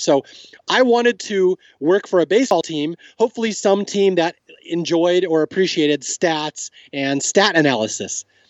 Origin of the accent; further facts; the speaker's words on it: Seattle, Washington, United States; accent: West Coast casual; moved away as an adult; now in Southern California, United States; I grew up in Seattle, and growing up in Seattle